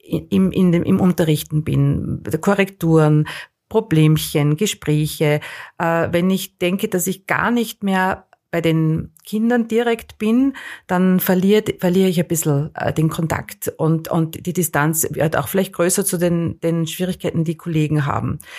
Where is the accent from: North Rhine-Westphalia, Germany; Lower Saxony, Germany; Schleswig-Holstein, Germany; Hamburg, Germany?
North Rhine-Westphalia, Germany; Aachen; ich war aus Aachen, ich habe äh, relativ, glaube ich, die, wahrscheinlich Plattdeutsch ein bisschen gesprochen, war schwer zu verstehen